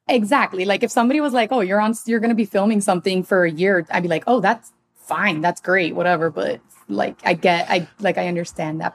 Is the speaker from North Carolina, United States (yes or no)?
no; Miami, Florida, United States; now in Los Angeles, United States; I'm also from Miami